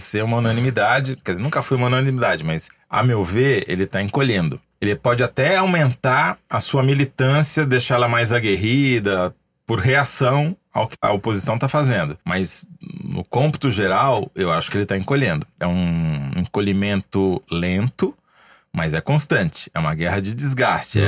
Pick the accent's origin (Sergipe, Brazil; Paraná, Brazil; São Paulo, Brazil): São Paulo, Brazil; Matão; accent: caipira; eu sou caipira.